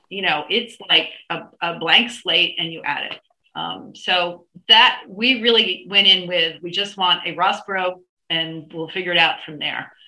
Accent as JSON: {"language": "English", "region": "East Coast", "country": "United States", "moved": "yes", "lives_now": "California, United States", "said": "we are both from the East Coast"}